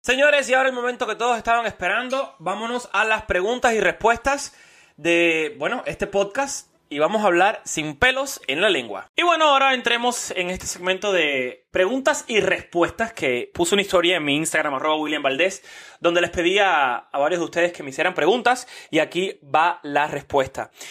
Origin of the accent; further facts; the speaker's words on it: Cuba; moved away; also born or lived in United States; como cubano